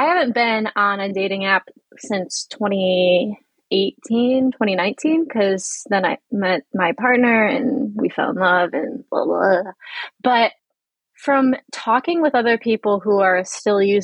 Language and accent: English; Northwest Indiana, United States; moved away as an adult; now in Washington, DC, United States; my hometown is Northwest Indiana, like on like the region that is next to Chicago